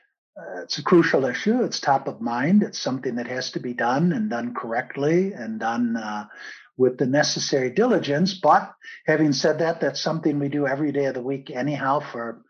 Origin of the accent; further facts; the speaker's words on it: Chicago, Illinois, United States; moved away as an adult; also born or lived in Italy / Spain / Brussels; now in Germany; I was born and raised in Chicago, studied economics